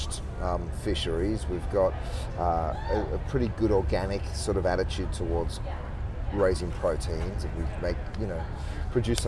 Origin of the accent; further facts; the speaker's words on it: Melbourne, Victoria, Australia; I'm from Melbourne.